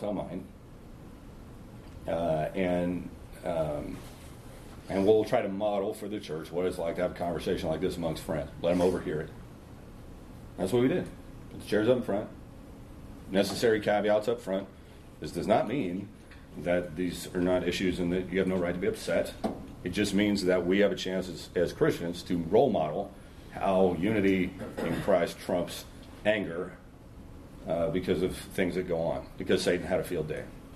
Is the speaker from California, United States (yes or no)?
yes; Long Beach, California, United States; I grew up in Long Beach, California.